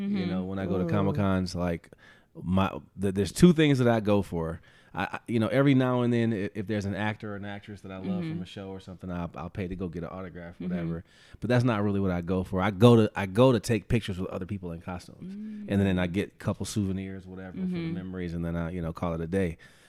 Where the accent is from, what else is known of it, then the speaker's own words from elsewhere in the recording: Detroit, Michigan, United States; I'm from Detroit.